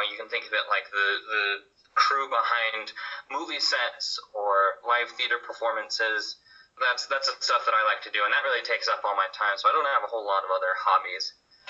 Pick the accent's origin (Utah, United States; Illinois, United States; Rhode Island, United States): Utah, United States; Murray; I'm from Murray, Utah, right there in the Salt Lake Valley.